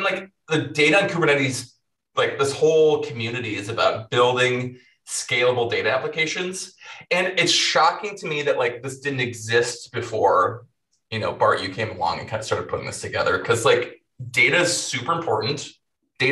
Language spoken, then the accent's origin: English; Minnesota, United States; moved away as an adult; also born or lived in Hawaii; I'm from Minnesota. It's cold. I lived in Hawaii for a couple of years and now I'm back in Minnesota